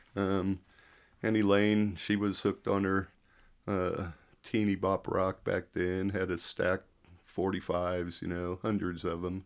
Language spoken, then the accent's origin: English; Kansas City, United States; I was born in Kansas City, but, um, I never remember the house they say I was born